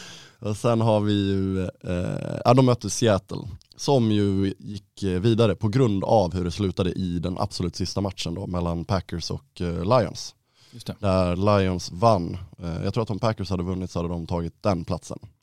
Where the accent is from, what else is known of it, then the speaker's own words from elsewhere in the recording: Ludvika, Dalarna County, Sweden; moved away; hemma i Ludvika